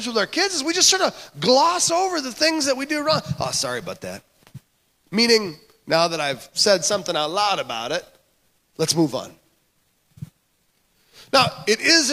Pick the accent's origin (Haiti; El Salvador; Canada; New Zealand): Canada; moved away; I grew up in Canada